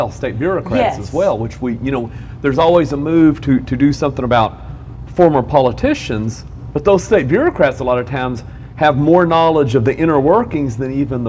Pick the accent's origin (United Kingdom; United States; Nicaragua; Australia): United States; Arkansas; also born or lived in Kentucky; now in Oklahoma, United States; I grew up in Arkansas. I lived over a decade in Kentucky